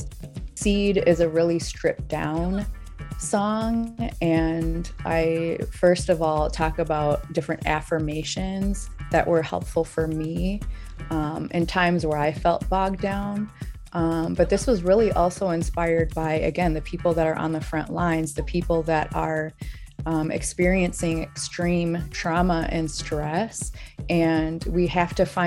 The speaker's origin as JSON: {"language": "English", "town": "Saint Paul", "region": "Minnesota", "country": "United States", "said": "I'm from St. Paul"}